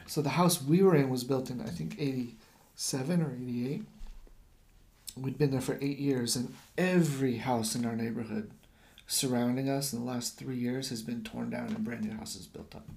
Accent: United States; moved away as an adult; now in Japan; I'm American

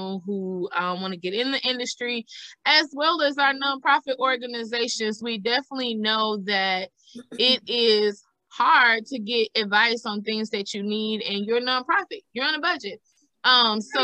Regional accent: the South, United States; I'm a thick girl and I'm from the South

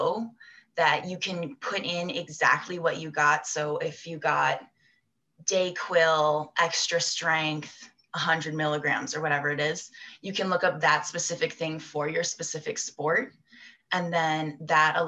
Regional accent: United States; moved away as an adult; also born or lived in Newcastle, United Kingdom; I'm from the States

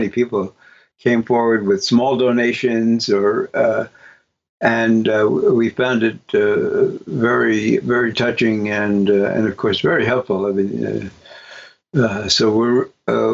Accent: New York City, New York, United States; I'm a guy from Brooklyn

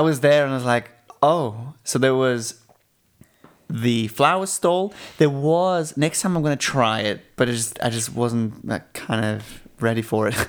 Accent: Switzerland; growing up in Switzerland

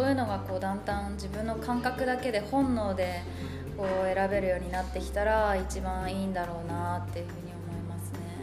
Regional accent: Nishiwaga, Iwate, Japan; 岩手県の西阿賀町というとこ出身です

